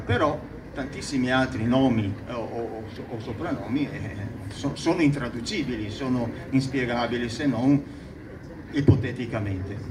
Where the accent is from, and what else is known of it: Noale, Veneto, Italy